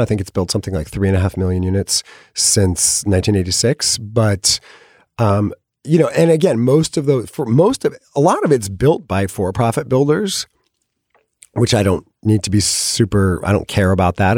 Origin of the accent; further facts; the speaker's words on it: California, United States; I'm from California